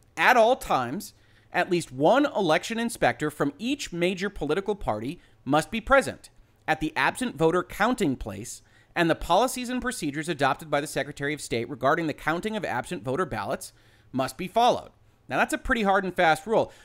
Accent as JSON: {"language": "English", "region": "Michigan", "country": "United States", "tie": "born or raised there", "said": "my home state"}